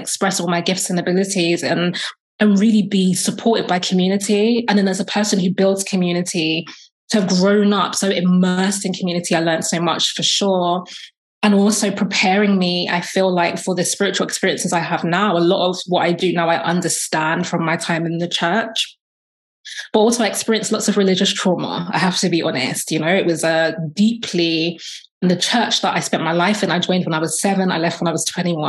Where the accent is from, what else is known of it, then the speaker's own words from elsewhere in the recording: London, United Kingdom; I'm from London, UK. I'm Black British. My family are from Jamaica, so I'm Jamaican descent.